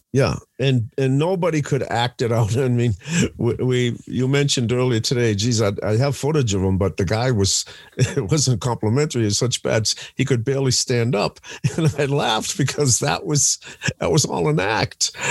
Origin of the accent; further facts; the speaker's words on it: Boston, Massachusetts, United States; growing up in Boston